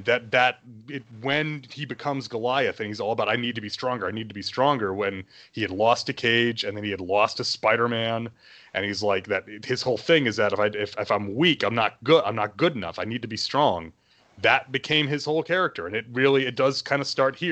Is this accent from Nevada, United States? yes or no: no; New York, United States; I grew up in New York